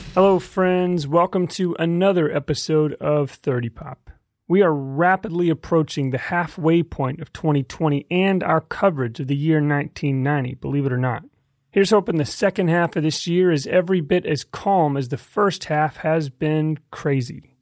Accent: Fort Worth, Texas, United States; I grew up in Fort Worth, Texas

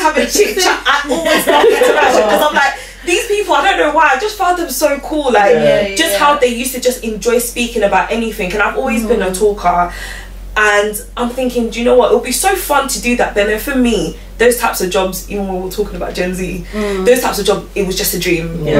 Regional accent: London, United Kingdom; I grew up in Newham specifically. I still live in Newham.

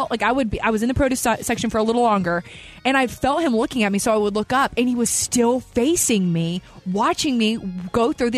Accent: the South, United States; I love small talk. I'm from the South again. Like, I just have small talk is just a thing that I do.

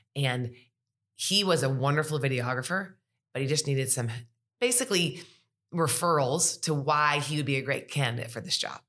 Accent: Sterling Heights, Michigan, United States; moved away as an adult; now in Tuscaloosa, United States; I'm originally from Sterling Heights, Michigan

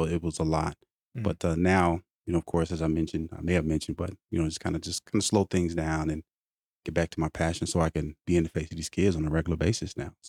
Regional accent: Oklahoma City, Oklahoma, United States; I'm originally from Oklahoma City, and I moved around quite a bit.

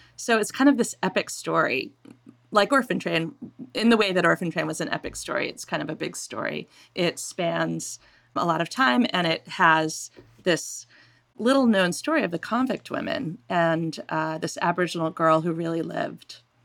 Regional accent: Maine, United States; also born or lived in England; I grew up in Maine. I was born in England.

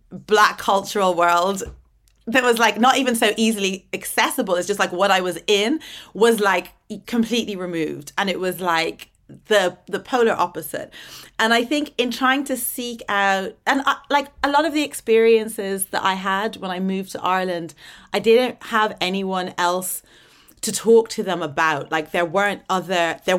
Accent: Atlanta, Georgia, United States; also born or lived in Dublin; So like I was born in Dublin, but um as soon as I was born we moved to Atlanta Georgia in the American South, right.

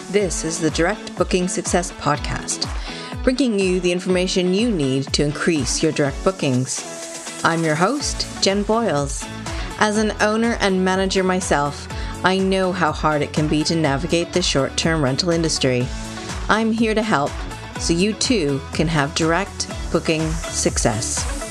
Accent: Vancouver, British Columbia, Canada; moved away as an adult; now in London, United Kingdom; I'm from Vancouver

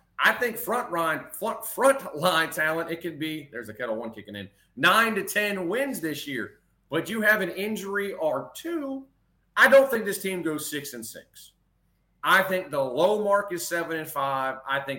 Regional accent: Metairie, Louisiana, United States; moved away as an adult; also born or lived in Mandeville, Louisiana; now in Alexandria, United States; I have spent most of my life in South. I'm born in East Jefferson General Hospital in Metairie, lived in Metairie, went to Fountain Blue High School. I'm from Mandeville. My folks live in Mandeville, Madisonville, and Destin.

